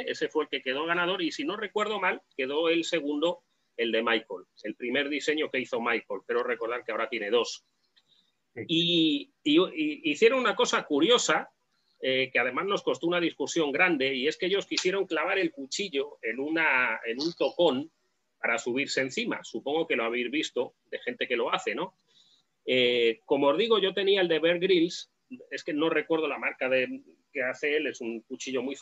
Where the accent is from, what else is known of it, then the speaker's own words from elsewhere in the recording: Spain; tuve mi época como todo español joven y ahora ya pues tengo el cuchillo que me sirve.